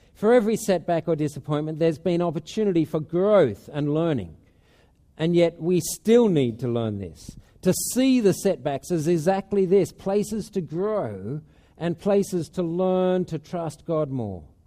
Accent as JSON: {"language": "English", "country": "Australia", "moved": "as an adult", "lives_now": "Spain", "said": "at home in Australia"}